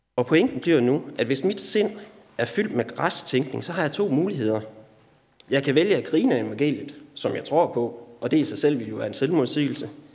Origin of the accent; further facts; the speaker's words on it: Denmark; Du og jeg er som danskere